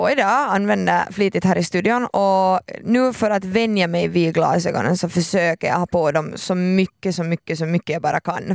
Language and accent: Swedish; Finland; jag är så finländare